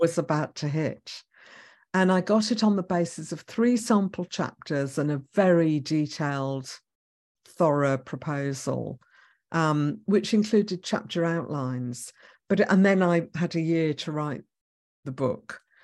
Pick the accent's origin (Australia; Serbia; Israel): Israel; moved away; I was born in Israel